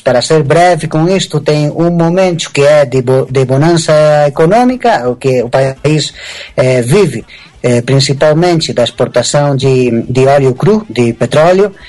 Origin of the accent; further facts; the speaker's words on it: Spain; Portuguese is a second language; moved away as an adult; also born or lived in São Paulo, Brazil / Latin America; now in Ecuador; meus pais voltaram quando eu era ainda muito pequeno para a Espanha e, é, digamos que eu, me, eu cresci, me eduquei na Espanha